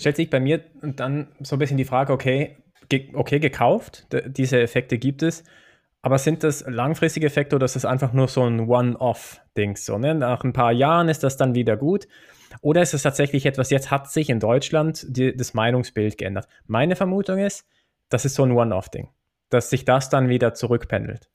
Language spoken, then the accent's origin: German; Switzerland; bei uns in der Schweiz